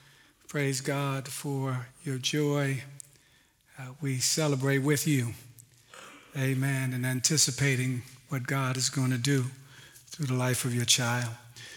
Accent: Oakland, California, United States; now in Pacific Northwest, United States; For me, I am a transplant from East Oakland. My wife and I came here some 17 years ago.

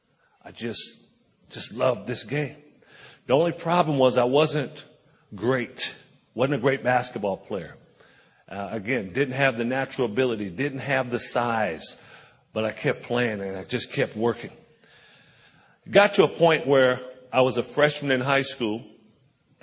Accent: Compton, California, United States; I grew up in Compton, California, right outside of Los Angeles

